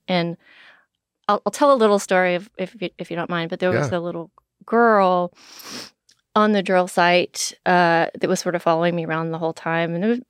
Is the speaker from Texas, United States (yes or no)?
yes; Texas, United States; I grew up in East Texas, so I know what an oil rig looks like